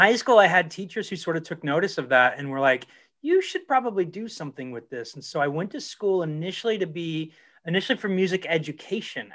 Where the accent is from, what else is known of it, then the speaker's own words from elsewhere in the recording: Dayton, Ohio, United States; now in California, United States; I grew up in Dayton, Ohio, in a suburb of Dayton, Ohio, southwestern Ohio